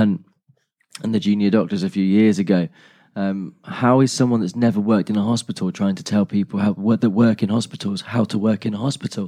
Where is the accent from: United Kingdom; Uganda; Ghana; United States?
United Kingdom; our stiff upper lip, being British